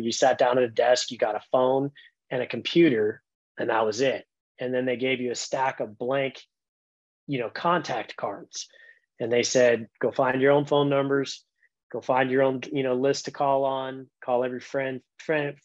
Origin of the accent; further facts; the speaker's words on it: Southern California, United States; moved away as an adult; also born or lived in Colorado; now in Phoenix, United States; I grew up in Southern California, went up to school at Colorado State. State was there for a few years, moved down to Arizona, and that's where I've been for the last 23